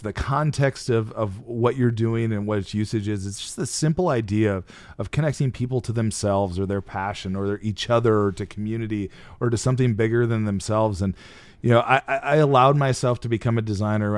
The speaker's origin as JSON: {"language": "English", "region": "Midwest", "country": "United States", "tie": "born or raised there", "moved": "yes", "said": "my hometown. I hadn't been there in twenty years. Uh, a small town of thirty-three hundred"}